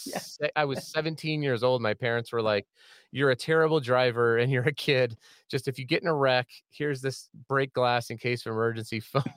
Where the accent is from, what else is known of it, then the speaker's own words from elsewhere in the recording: Colorado, United States; also born or lived in Bay Area, California; We're from Colorado. My parents moved there in 1980, I think. 43 years of living in Colorado.